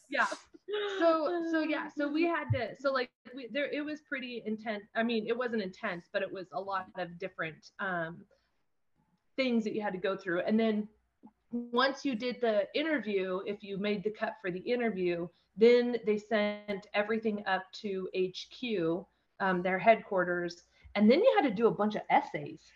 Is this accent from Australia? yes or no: no; Condon, Oregon, United States; also born or lived in Grass Valley, Oregon; I grew up in Eastern Oregon, grew up in Condon, um, lived just outside of town of Grass Valley, Oregon, um, on a ranch.